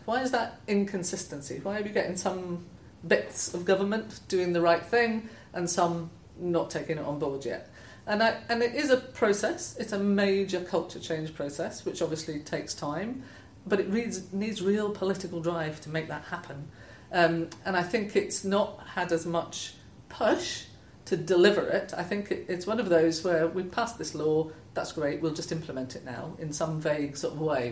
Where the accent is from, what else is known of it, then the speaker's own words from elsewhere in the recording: Scotland, United Kingdom; moved away as an adult; also born or lived in Wales; I grew up in Scotland, so quite a different background, and moved to Wales after I left university